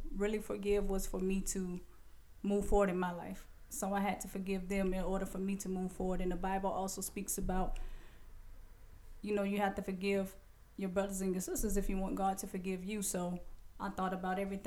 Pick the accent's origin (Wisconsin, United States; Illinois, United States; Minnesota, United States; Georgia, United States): Georgia, United States; Savannah; born and raised in Savannah, Georgia. I went to high school at Savannah High. Raised on the east side of Savannah